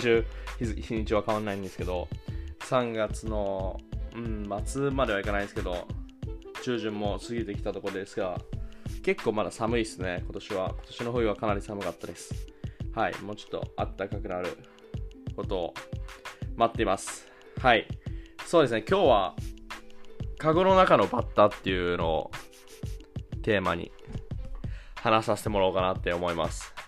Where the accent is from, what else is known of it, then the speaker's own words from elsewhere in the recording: Japan; moved away as an adult; now in Germany; 生まれ育った日本を出て